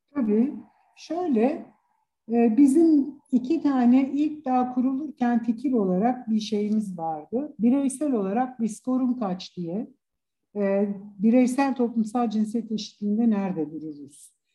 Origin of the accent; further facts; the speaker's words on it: Istanbul, Turkey; İstanbul doğumluyum